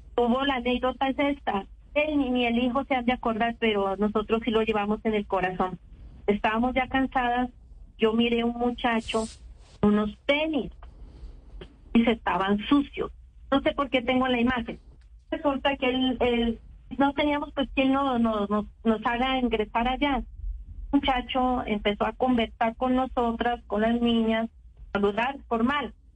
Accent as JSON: {"language": "Spanish", "town": "Pasto", "region": "Nariño", "country": "Colombia", "said": "Soy pastusa"}